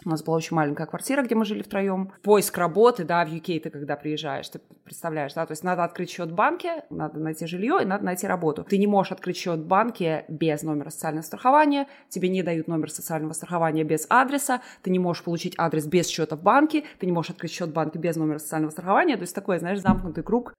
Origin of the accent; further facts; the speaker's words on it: Liepāja, Kurzeme, Latvia; moved away as an adult; also born or lived in Riga, Latvia; now in Edinburgh, United Kingdom; Я сама, я училась в Лепе, я закончила там среднюю школу, и потом я переехала в Ригу